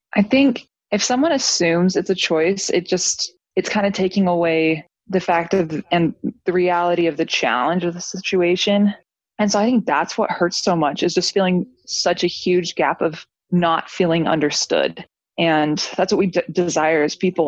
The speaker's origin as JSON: {"language": "English", "town": "St. George", "region": "Utah", "country": "United States", "tie": "born or raised there", "said": "I grew up in St. George in a fam- big family member for my whole life"}